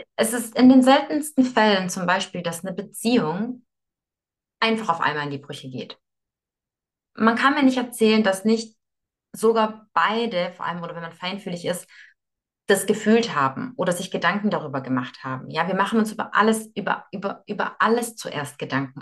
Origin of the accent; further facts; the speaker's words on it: Moscow, Russia; moved away; ich bin in Moskau geboren